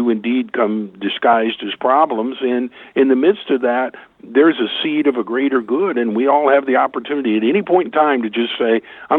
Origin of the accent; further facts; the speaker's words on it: Tulsa, Oklahoma, United States; I so much enjoyed having him here in my hometown on our home course for the PGA Championship